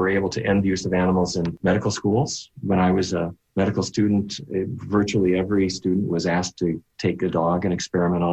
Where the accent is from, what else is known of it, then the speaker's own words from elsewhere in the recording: North Dakota, United States; as a kid growing up in North Dakota